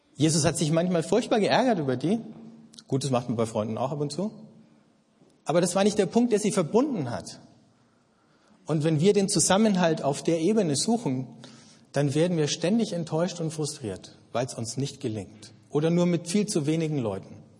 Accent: Germany; Ich bin Deutscher, ich identifiziere mich mit dem Land

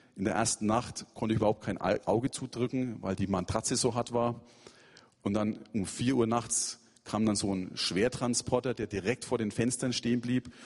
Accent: Germany; now in Yalova, Turkey; ich Christ bin, weil das nehmen sie an. Ich bin ja Deutscher

